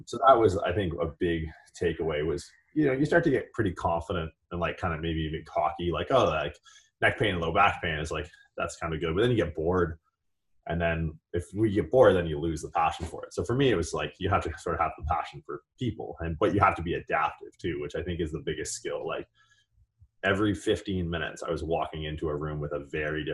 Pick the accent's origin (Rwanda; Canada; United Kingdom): Canada; moved away; I grew up in Canada.